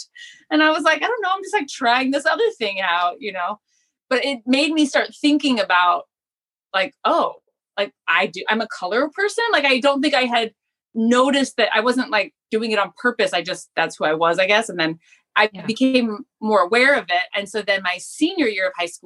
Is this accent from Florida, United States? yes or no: yes; West Palm Beach, Florida, United States; also born or lived in St. Louis, Missouri; now in Japan; I grew up in South Florida and I was born in St. Louis.